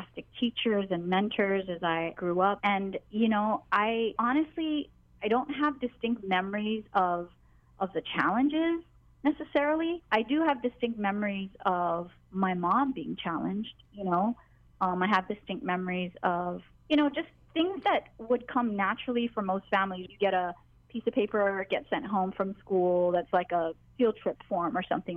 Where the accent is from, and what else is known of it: Hawaii, United States; born or raised there; English is a second language